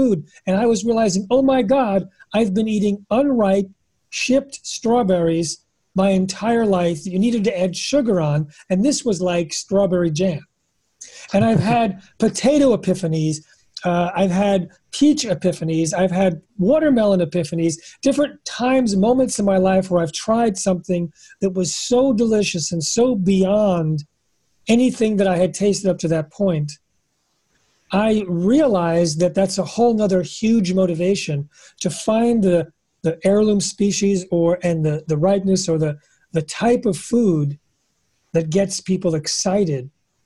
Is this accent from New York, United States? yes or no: yes; New York area, United States; I grew up in New York area